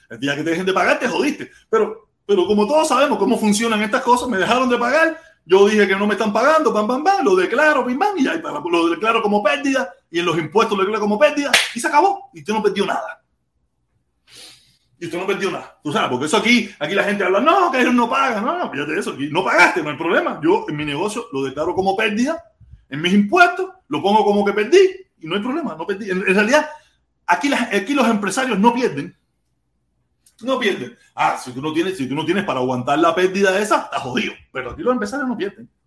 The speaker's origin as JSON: {"language": "Spanish", "country": "Cuba", "said": "seguimos siendo todos hermanos cubanos."}